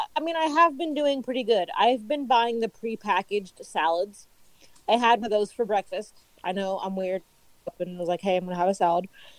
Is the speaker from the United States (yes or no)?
yes; Dallas, Texas, United States; now in Indiana, United States; I'm originally from Dallas, Texas.